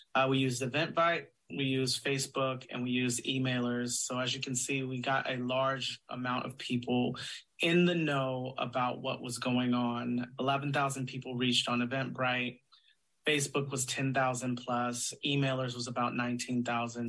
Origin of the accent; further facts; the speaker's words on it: Sacramento, California, United States; I'm from Sacramento. I uh, was born in Sacramento